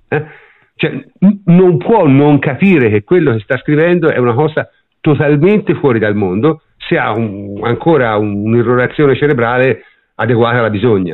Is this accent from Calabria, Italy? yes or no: no; Tuscany, Italy; io sono toscano